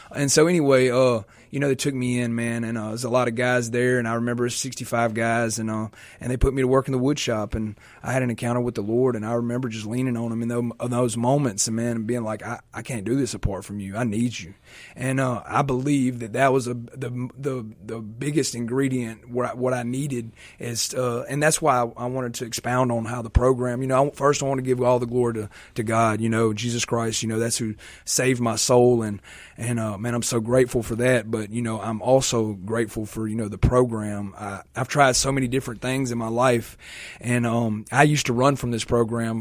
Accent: Vicksburg, Mississippi, United States; I'm from Vicksburg, Mississippi

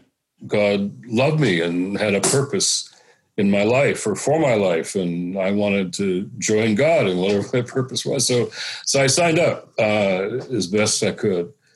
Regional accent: Detroit, Michigan, United States; I was a kid growing up in Detroit

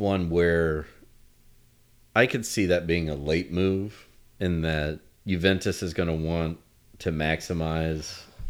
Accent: United States; obviously, being an American.

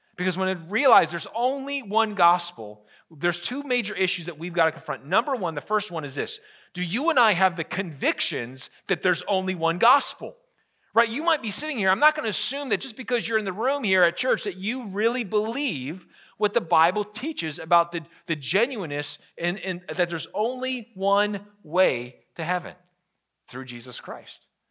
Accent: United States; as an American

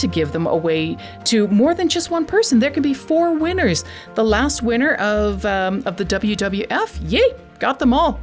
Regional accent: Canada; I'm Canadian

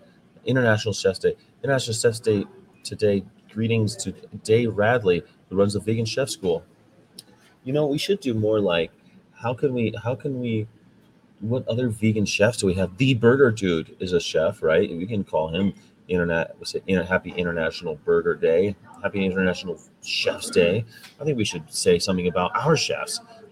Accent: West Coast, California, United States; I'm from the West Coast, California

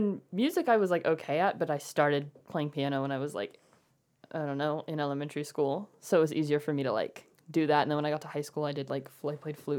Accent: Carrollton, United States; also born or lived in Nashville, Tennessee

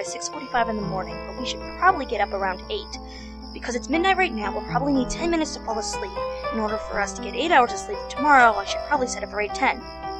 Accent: Maine, United States; Well, I'm from Maine, so I'm kind of used to the snow and the cold.

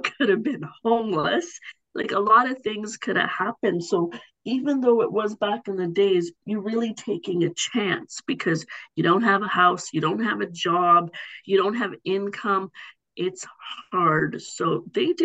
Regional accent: Markham, Ontario, Canada; also born or lived in Africa; I live in the city of Markham. And I've been here my whole life. I came to Canada when I was one. And this is where I grew up

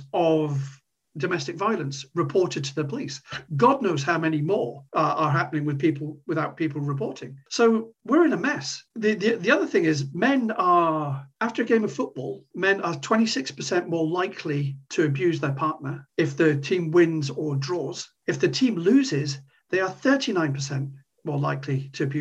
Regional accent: Corby, East Midlands, United Kingdom; moved away; my hometown, my old hometown of Corby

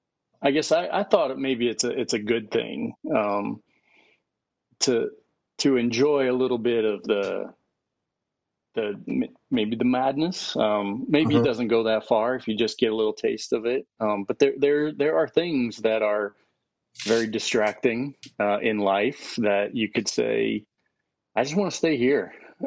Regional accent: Tennessee, United States; also born or lived in Jackson, United States; I was born just outside of Jackson in, you know, all that black dirt cotton fields of West Tennessee. And then we moved over to East Tennessee up in the mountains, where I became, I guess, like a little hillbilly.

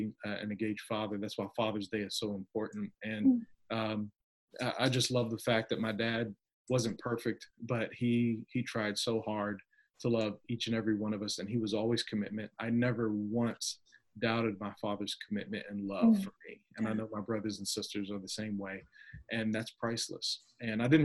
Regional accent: Virginia Beach, Virginia, United States; I grew up in the Hampton Roads, Virginia area, Virginia Beach, Virginia area, and really had a really great upbringing.

